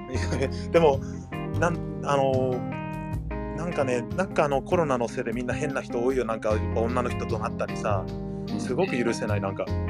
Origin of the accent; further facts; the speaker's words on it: United States; moved away as an adult; also born or lived in Nagoya, Japan; now in Tokyo, Japan; アメリカで生まれてるから日本人ではないんだよね僕たちは